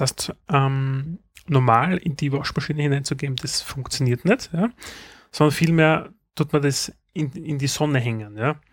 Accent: Austria; bei uns in Österreich gibt es eine Zeitschrift

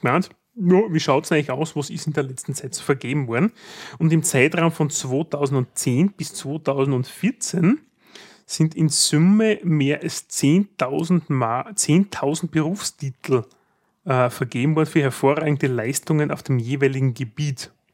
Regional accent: Austria; bei uns in Österreich

